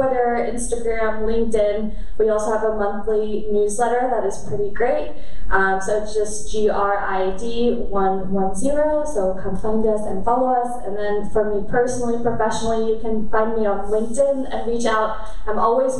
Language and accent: English; Germany; moved away; I grew up in Germany and I'm half Korean